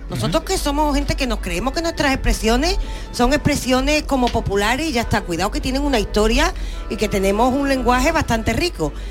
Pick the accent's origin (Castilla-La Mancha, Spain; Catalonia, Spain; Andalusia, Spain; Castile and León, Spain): Andalusia, Spain; accent: Andalusian; Pero nosotros directamente en el andaluz poquito a poco le hemos ido cambiando el significado